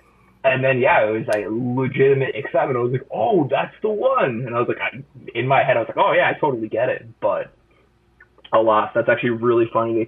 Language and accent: English; San Diego, California, United States; moved away as an adult; also born or lived in San Luis Obispo, United States; now in San Francisco, United States; Now I live in San Francisco after growing up in San Diego.